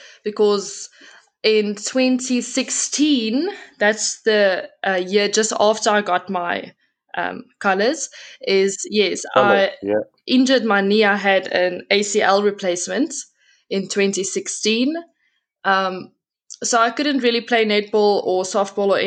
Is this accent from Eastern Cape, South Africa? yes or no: no; Pretoria, Gauteng, South Africa; also born or lived in Brits; I was born and raised in Pretoria. My whole life, I've been there